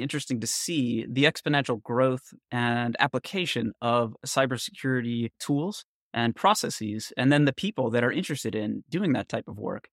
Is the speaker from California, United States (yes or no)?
yes; Northern California, United States; I grew up in Northern California in the 70s and the 80s